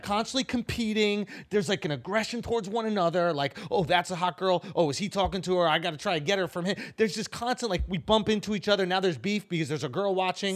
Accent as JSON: {"language": "English", "town": "New York City", "region": "New York", "country": "United States", "tie": "born or raised there", "said": "I grew up in East Village"}